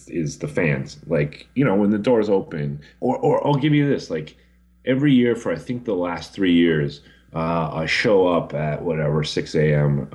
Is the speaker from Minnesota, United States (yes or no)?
yes; Twin Cities, Minnesota, United States; I grew up in the Twin Cities